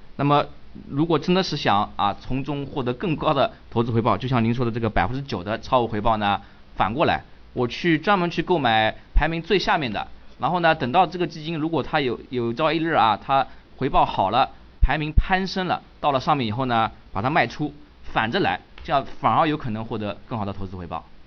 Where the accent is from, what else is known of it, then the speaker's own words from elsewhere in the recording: China; 我们中国人